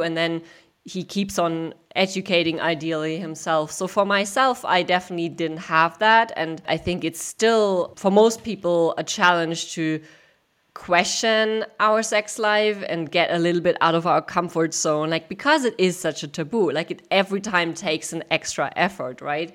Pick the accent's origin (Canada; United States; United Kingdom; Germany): Germany; I grew up in Germany